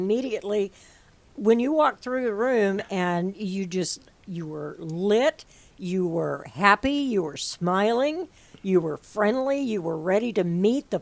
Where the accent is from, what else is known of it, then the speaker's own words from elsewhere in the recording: Midwest, United States; now in Sarasota, United States; a Midwesterner